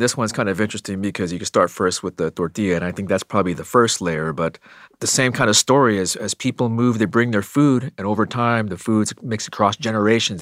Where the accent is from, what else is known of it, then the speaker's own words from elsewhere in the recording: Arizona, United States; growing up in Arizona